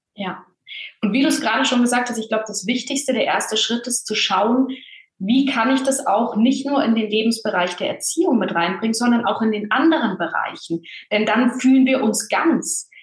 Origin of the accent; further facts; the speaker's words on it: Bavaria, Germany; Bin in einem kleinen Dorf aufgewachsen in Bayern